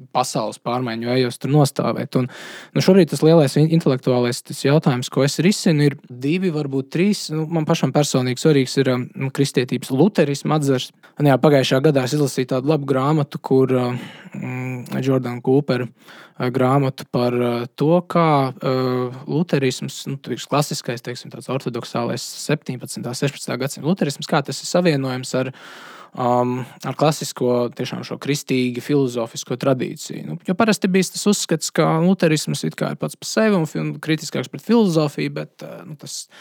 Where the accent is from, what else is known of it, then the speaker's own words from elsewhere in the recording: Latvia; es esmu latvietis